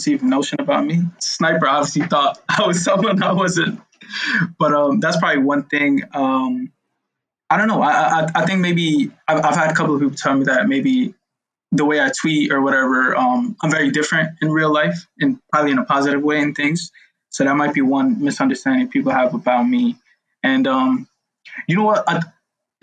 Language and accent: English; New York City, New York, United States; I grew up in Brooklyn